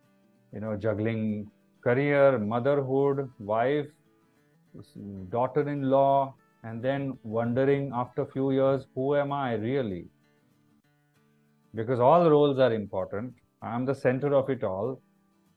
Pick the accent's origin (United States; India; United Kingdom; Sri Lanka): India; as an Indian citizen.